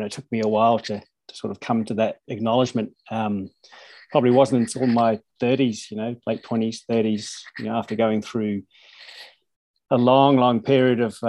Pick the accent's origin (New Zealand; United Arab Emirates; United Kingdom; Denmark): New Zealand; now in Norway; I grew up in New Zealand, so it's rugby, soccer, cricket